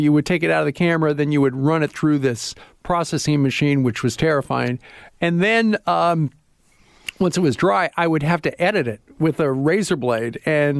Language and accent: English; Iowa, United States; Didn't really like that, even though I'm from Iowa, because the station was owned by Iowa State University